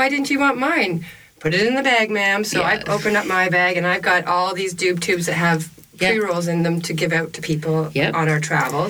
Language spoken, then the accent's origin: English; Toronto, Ontario, Canada; I grew up in Toronto.